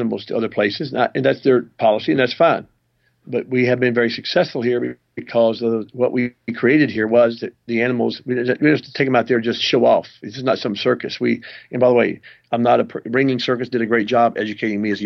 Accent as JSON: {"language": "English", "region": "Tennessee", "country": "United States", "tie": "born or raised there", "moved": "as an adult", "lives_now": "Columbus, United States", "said": "I was raised in Tennessee on a farm."}